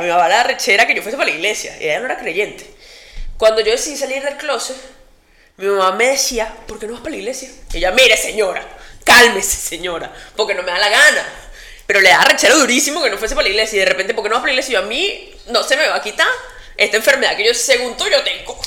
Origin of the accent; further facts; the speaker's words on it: Venezuela; moved away as an adult; now in Spain; cuando salí de Venezuela